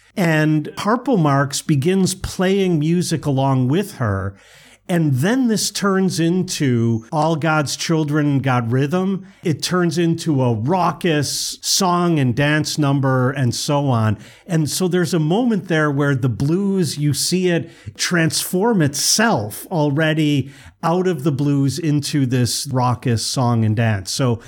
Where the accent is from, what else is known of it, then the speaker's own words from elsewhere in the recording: Chicago, Illinois, United States; as a Chicagoan